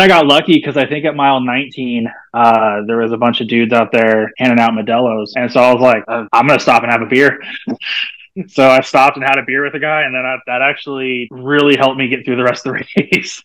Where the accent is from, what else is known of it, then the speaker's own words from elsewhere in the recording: Santa Rosa, California, United States; moved away; I grew up in Santa Rosa